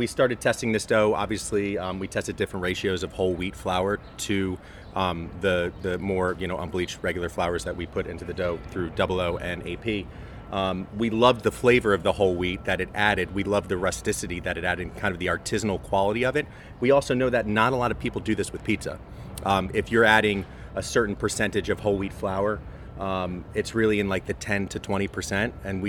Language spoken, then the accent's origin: English; New York, United States; now in Washington D.C., United States; So, you know, I come from New York where there's a massive immigrant story to tell, whether it's Jewish or Italian or Irish.